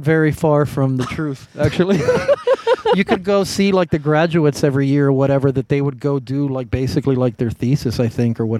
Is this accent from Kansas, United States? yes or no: no; Miami, Florida, United States; moved away; also born or lived in Chicago / Austin; I'm originally from Miami.